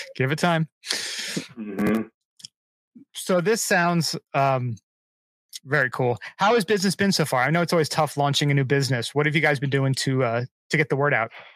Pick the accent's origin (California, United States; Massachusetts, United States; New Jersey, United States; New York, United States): New Jersey, United States; I'm I'm from Jersey